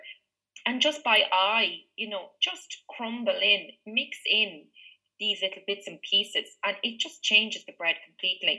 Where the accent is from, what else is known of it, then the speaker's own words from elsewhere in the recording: Meath, Leinster, Ireland; when I grew up in Meath